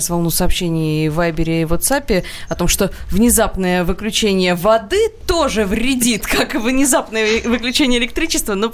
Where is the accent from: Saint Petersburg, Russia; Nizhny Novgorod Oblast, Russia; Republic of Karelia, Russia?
Nizhny Novgorod Oblast, Russia; Nizhny Novgorod; Здравствуйте, мы из Нижнего Новгорода. Мы активно участвуем в очищении земли от мусора.